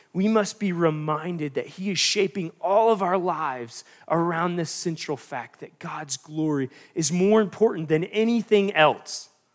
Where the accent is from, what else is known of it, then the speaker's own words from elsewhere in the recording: North Carolina, United States; I'm from North Carolina